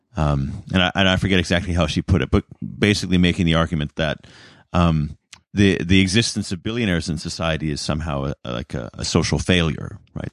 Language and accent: English; Canada; as a Canadian